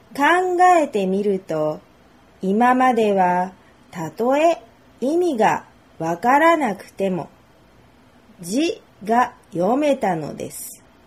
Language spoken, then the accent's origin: Japanese; Japan; 日本で生まれて育った日本人